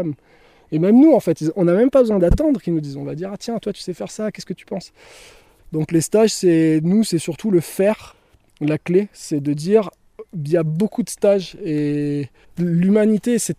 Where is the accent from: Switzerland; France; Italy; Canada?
France; the Alps; Nous, on vient des Alpes, on a 20 ans d'expérience en nature et les Alpes, franchement, quand tu sors des Alpes, je pense que t'es pas un débutant.